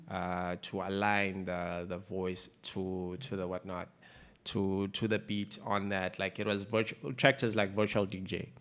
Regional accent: Umzimkhulu, KwaZulu-Natal, South Africa; also born or lived in Eastern Cape; I grew up in Mzimkhulu for the most part

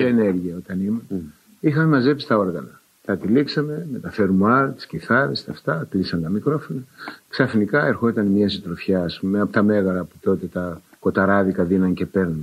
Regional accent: Nea Ionia, Attica, Greece; γεννήθηκα και μεγάλωσα μέσα σε πρόσφυγε

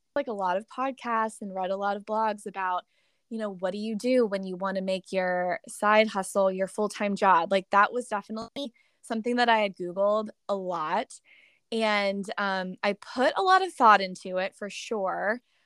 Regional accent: Pittsburgh, Pennsylvania, United States; moved away as an adult; also born or lived in New York City / California; I moved home to my hometown of Pittsburgh, Pennsylvania

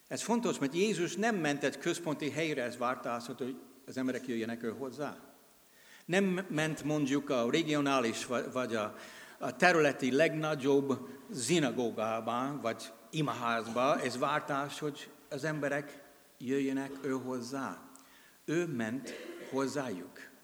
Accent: United States; Hungarian is a second language; moved away as an adult; now in Hungary; amerikai vagyok, de 32 éve itt élek és szolgálok, mint missionárius.

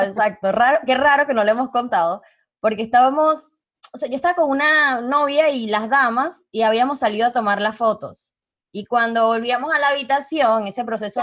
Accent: Venezuela; moved away as an adult; also born or lived in Panama; now in Uruguay; yo me fui de Venezuela hace seis, años.

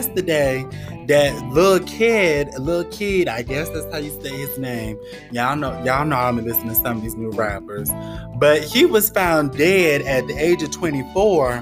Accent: Florida, United States; my home state of Florida

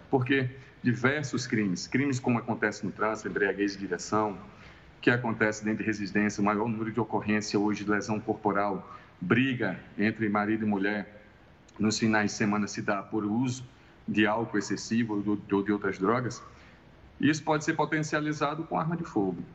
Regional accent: Northeast Region, Brazil; no Nordeste, de onde eu sou

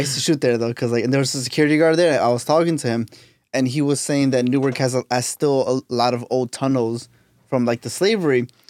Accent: Mexico; moved away; I'm from Mexico

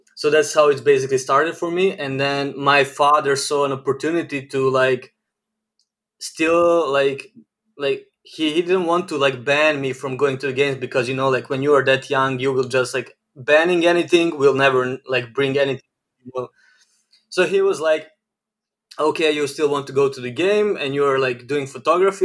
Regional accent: Novi Sad, Vojvodina, Serbia; I'm born and raised in Novi Sad, Serbia

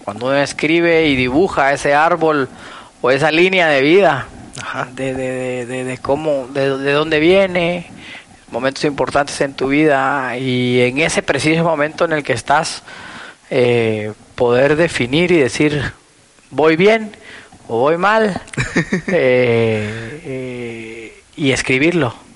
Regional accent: Guatemala; tuve una infancia eh, aquí en Guatemala, yo soy hijo de papá extranjero, mamá guatemalteca

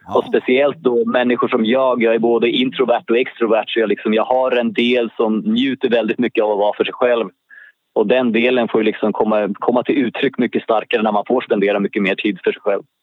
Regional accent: Stockholm, Stockholm County, Sweden; Jag är född i Stockholm, Allmänna BB, som låg i närheten av Gärdet

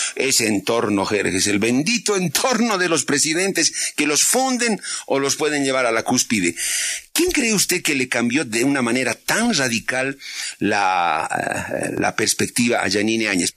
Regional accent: Bolivia; yo como boliviano ahí pienso, más que como periodista incluso, como ciudadano boliviano

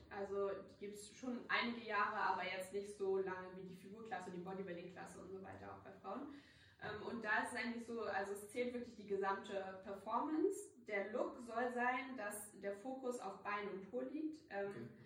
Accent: Hamburg, Germany; ich komme aus Hamburg

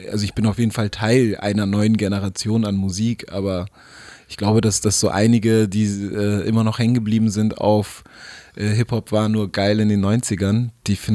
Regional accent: East Germany, Germany; Ey, also ich, ich komme ja noch ganz anders her. Ich bin

